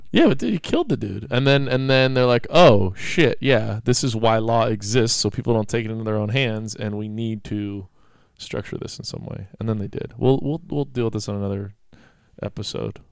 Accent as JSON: {"language": "English", "town": "Mendocino", "region": "California", "country": "United States", "tie": "born or raised there", "said": "growing up in Mendocino"}